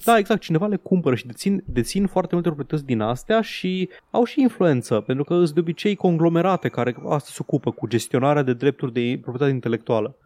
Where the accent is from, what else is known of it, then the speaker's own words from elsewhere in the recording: Transylvania, Romania; accent: Transylvanian; din accentul meu, sunt ardelean